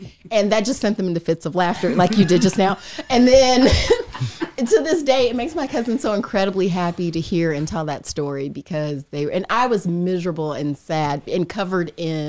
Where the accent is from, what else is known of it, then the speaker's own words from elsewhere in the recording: Indiana, United States; I'm from Indiana. I'm not used to riding a bike on a hill.